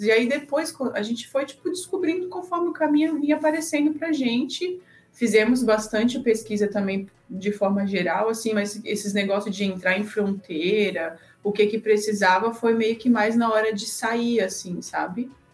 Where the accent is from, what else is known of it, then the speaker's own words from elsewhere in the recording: Blumenau, Santa Catarina, Brazil; moved away; a gente é de Santa Catarina, né? Cidadezinha lá de Blumenau, onde tem a Oktoberfest.